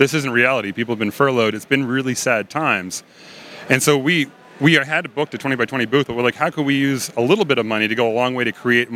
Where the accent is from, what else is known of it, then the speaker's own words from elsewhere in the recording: Nova Scotia, Canada; moved away as an adult; also born or lived in Ottawa, Ontario / Denver; So I'm from Nova Scotia. I grew up there